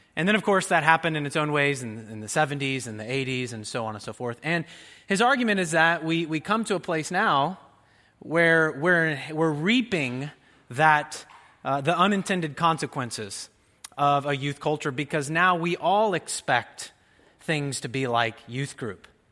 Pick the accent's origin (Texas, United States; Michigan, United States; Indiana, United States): Indiana, United States; Jasper; my hometown in Jasper, Indiana